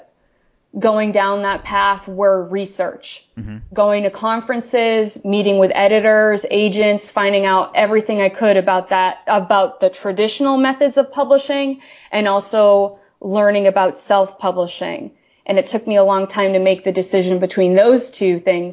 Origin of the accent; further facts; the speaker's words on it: Maine, United States; Maine is a very rural place, and I grew up in a very rural part of Maine.